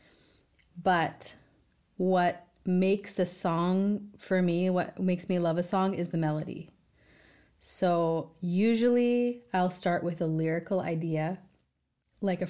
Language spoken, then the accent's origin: English; Victoria, British Columbia, Canada; now in Southern California, United States; I grew up in Victoria, British Columbia, which is a little city